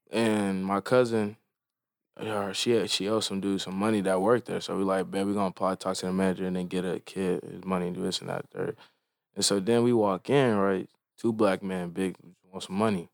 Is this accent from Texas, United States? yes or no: yes; Frisco, Texas, United States; growing up in Frisco